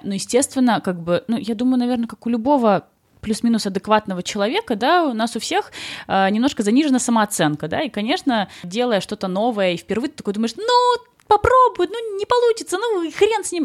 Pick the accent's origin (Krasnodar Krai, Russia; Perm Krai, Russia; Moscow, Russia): Krasnodar Krai, Russia; a small village near Krasnodar; moved away as an adult; я просто выросла в Краснодаре, точнее, даже не в Краснодаре. Я из очень маленькой деревни